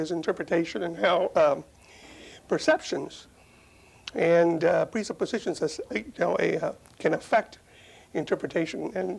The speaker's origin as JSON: {"language": "English", "region": "Arizona", "country": "United States", "tie": "born or raised there", "also_born_or_lived": "Mexico", "said": "I was born in Mexico and came to Arizona. And during most of my childhood, I was a Pentecostal faith healer."}